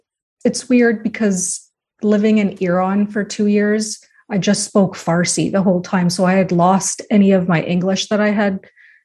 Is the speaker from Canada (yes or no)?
yes; Canada; also born or lived in United States; So my background is I'm Persian, but I was born in the States, but I've grown up my whole life in Canada.